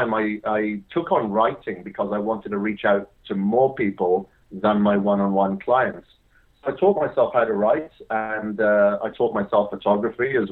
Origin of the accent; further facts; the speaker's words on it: Wales, United Kingdom; I grew up in Wales, hence the weird accent. And I grew up on a farm there